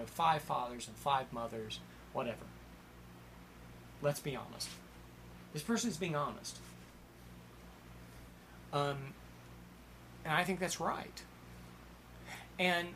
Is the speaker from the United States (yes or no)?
yes; Ohio, United States; moved away; also born or lived in Hollywood; I was 17 years old and I was from Reelsburg, Ohio.